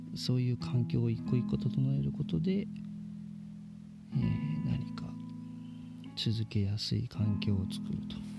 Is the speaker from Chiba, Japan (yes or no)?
yes; Chiba, Japan; moved away as an adult; also born or lived in Miyazaki Prefecture; now in Miyazaki, Japan; 僕ずっと千葉県で生まれ育って、えー、千葉県の、まあ、海のないところで、えー、生活してたんですけど2011年に、えー、急に、まあ、当てもなく宮崎県に移住して